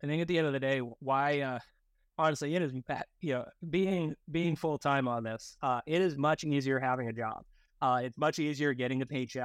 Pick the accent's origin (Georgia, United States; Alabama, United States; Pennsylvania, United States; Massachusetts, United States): Massachusetts, United States; outside of Boston; I grew up outside of Boston, Massachusetts.